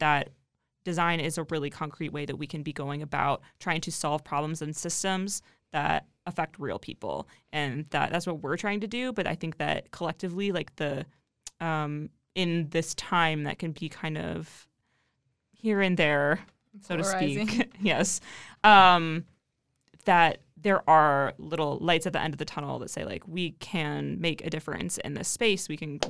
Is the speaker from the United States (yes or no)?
yes; Ohio, United States; now in Austin, United States; I'm from Ohio.